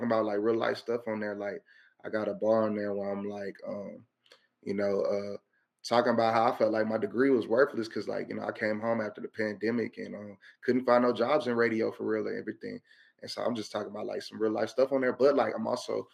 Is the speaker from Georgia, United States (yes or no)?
no; Houston, Texas, United States; I'm a kid from Houston.